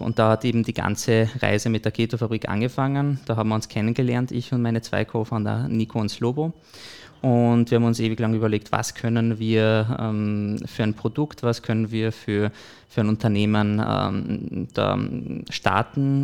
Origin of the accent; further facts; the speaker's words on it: Bischofshofen, Salzburg, Austria; also born or lived in Hallein; geboren und aufgewachsen im Pongau. Also äh, habe größte Zeit meines Lebens in Bischofshofen verbracht